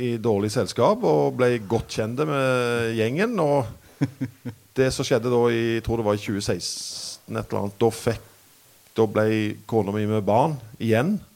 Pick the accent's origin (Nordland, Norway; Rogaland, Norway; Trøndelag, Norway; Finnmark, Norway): Rogaland, Norway; Randaberg; Jeg er fra Randaberg, faktisk. Ja. Stavanger.